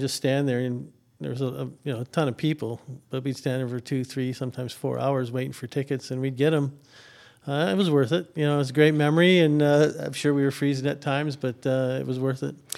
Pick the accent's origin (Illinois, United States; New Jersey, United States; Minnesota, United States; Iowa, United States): Minnesota, United States; moved away as an adult; also born or lived in Missouri; now in Atlanta, United States; I'm from Minnesota